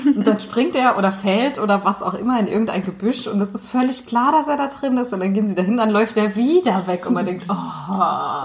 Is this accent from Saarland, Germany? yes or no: yes; St. Wendel, Saarland, Germany; moved away; in St. Wendel, meiner alten Heimat